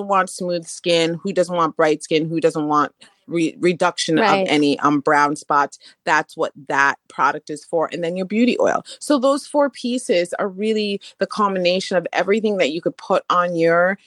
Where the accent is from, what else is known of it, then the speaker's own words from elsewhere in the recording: Jamaica; I'm Jamaican, so hibiscus is something we drank normally growing up